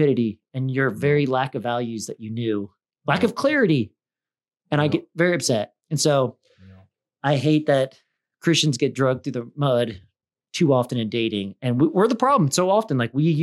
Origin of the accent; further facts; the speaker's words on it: Midwest, United States; I'm from the Midwest.